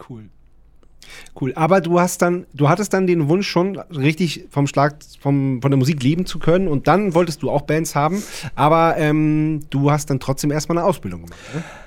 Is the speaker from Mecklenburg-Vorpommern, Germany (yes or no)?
no; Wendland, Lower Saxony, Germany; wir kommen aus dem Wendland